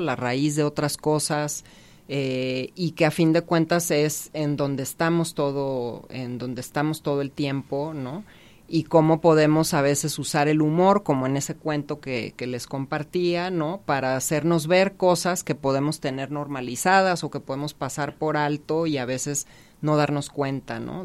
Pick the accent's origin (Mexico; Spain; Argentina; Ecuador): Mexico; Mazatlán, Sinaloa; ubicado en Mazatlán, que es de donde, de donde yo soy